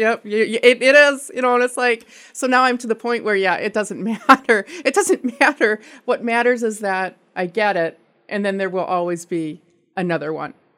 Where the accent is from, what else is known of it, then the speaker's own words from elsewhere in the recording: California, United States; moved away; I am from California